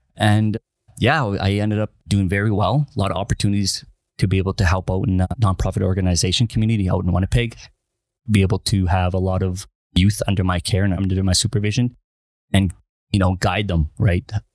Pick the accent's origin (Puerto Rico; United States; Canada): Canada; Winnipeg, Manitoba; I'm originally from Winnipeg, Manitoba